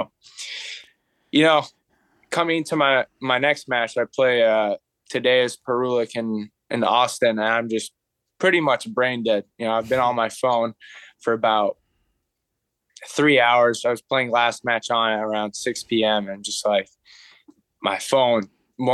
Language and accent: English; Abu Dhabi, United Arab Emirates; I grew up in Abu Dhabi